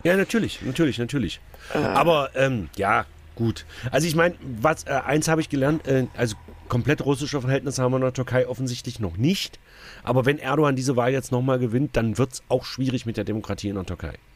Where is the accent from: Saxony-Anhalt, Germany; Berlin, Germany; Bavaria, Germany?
Saxony-Anhalt, Germany; bei uns in Sachsen-Anhalt